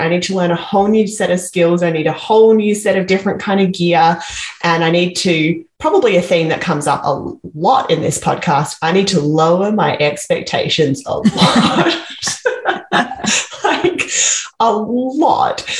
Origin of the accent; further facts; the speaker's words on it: Perth, Western Australia, Australia; now in Vancouver, Canada; I'm from Australia. I grew up in Western Australia in Perth